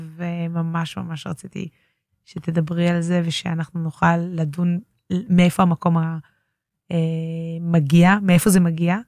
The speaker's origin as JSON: {"language": "Hebrew", "town": "Tel Aviv", "region": "Tel Aviv District", "country": "Israel", "tie": "born or raised there", "said": "גדלתי כל החיים בתל אביב, בשמריהו לוין."}